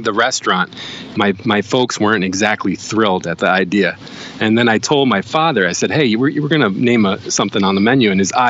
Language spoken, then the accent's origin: English; New Jersey, United States; now in Rhode Island, United States; I've been in Rhode Island about 20 years, 25 years. I'd never heard of a stuffie till I moved up here from New Jersey.